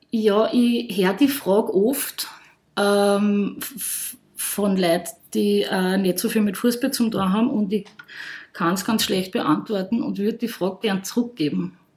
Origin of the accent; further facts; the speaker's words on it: Upper Austria, Austria; ich bin aus der Nähe von Linz, ich bin aus Oberösterreich